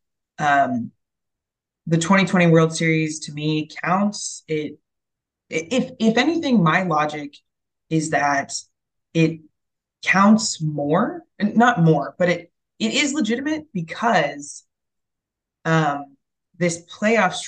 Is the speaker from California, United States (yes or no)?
yes; California, United States; moved away as an adult; also born or lived in Chicago / Boston / Bay Area; I grew up in California, but after college I moved to Chicago, and then I moved to Boston, and now I'm in the Bay Area